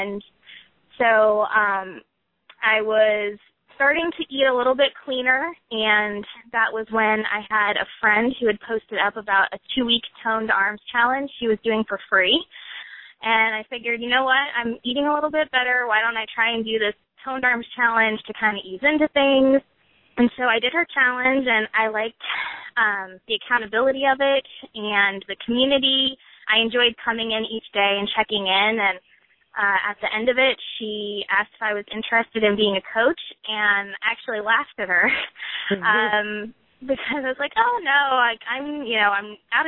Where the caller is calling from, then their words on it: Pikeville, North Carolina, United States; Yes, I'm in Pikeville, North Carolina.